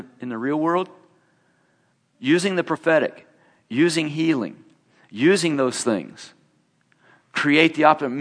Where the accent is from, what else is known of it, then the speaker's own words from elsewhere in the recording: Indiana, United States; I'm from Indiana